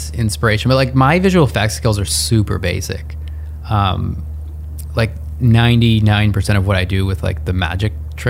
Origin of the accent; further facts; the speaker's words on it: Northern Ontario, Canada; also born or lived in Portland; now in Toronto, Canada; I grew up in Northern Ontario where it's like 6 feet of snow every year.